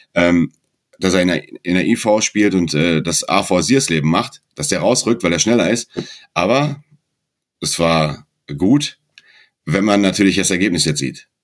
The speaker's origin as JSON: {"language": "German", "town": "Dortmund", "region": "North Rhine-Westphalia", "country": "Germany", "tie": "born or raised there", "moved": "yes", "lives_now": "Baden-Württemberg, Germany", "said": "ich bin kein Schwabe, ich bin gebürtiger Dortmunder"}